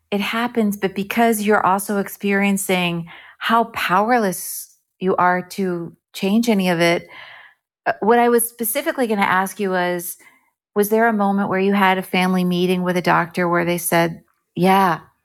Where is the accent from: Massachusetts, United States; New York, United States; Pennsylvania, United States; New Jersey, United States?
New Jersey, United States; Bernardsville; moved away as an adult; also born or lived in Evanston, Illinois; I grew up in New Jersey, and I wanted to perform. I enjoyed, uh, music and singing and performing in my little high school in Bernardsville, New Jersey